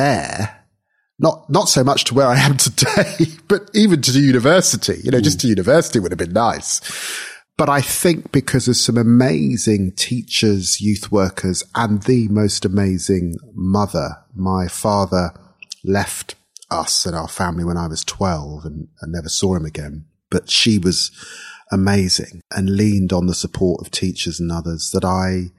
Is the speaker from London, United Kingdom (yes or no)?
yes; London, United Kingdom; growing up in Tottenham in North London in the 1970s, in an immigrant family